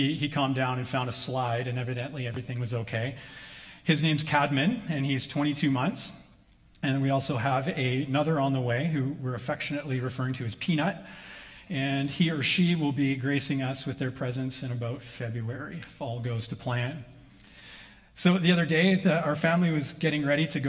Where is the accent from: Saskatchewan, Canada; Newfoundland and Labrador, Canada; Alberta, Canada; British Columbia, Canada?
British Columbia, Canada; Vancouver Island; moved away; I grew up on Vancouver Island